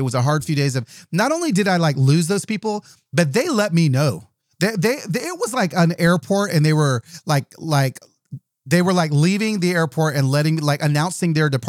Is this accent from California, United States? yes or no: yes; California, United States; also born or lived in Southern US; like when I was a little kid and we moved to the South from Southern California.